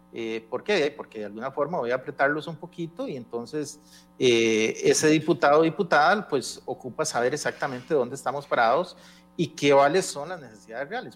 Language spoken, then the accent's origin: Spanish; Costa Rica; yo como costarricense